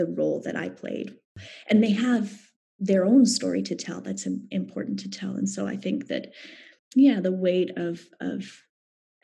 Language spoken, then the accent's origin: English; Canada